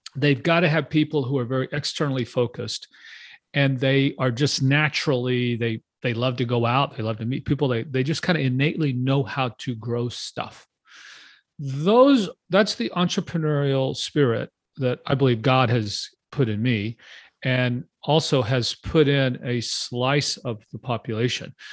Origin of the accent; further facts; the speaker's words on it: Texas, United States; also born or lived in Houston; I'm from Texas. I live outside of Austin.